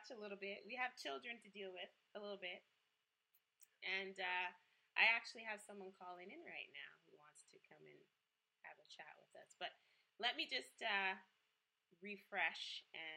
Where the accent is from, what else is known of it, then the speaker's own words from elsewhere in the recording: Jamaica; I am a Jamaican Scorpio